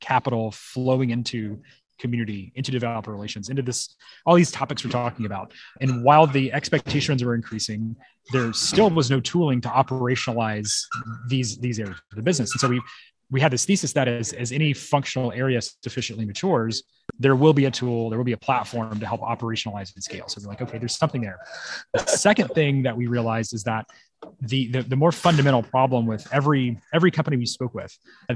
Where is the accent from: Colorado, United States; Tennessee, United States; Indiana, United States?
Tennessee, United States; Memphis; moved away as an adult; now in San Francisco, United States; This is actually my hometown.